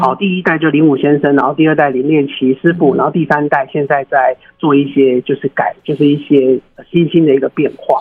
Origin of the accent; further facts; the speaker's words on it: Yilan County, Taiwan; 我是宜兰人，我土生土长宜兰人